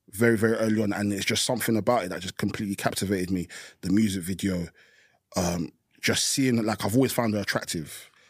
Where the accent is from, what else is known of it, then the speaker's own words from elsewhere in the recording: East of England, United Kingdom; growing up in Essex, growing being Nigerian. You know the back and forth moves from America and the UK.